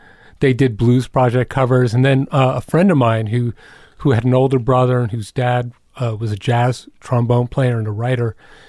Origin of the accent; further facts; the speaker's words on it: Croton-on-Hudson, New York, United States; also born or lived in Queens, New York; I was born in Queens, and my family moved to Westchester immediately, so I have no memory of Queens.